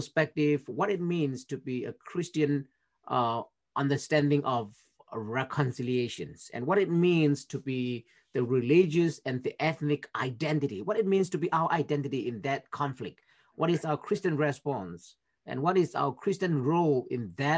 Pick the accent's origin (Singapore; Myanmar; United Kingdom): Myanmar; moved away as an adult; now in United States; I'm from Myanmar originally, which is in Southeast Asia.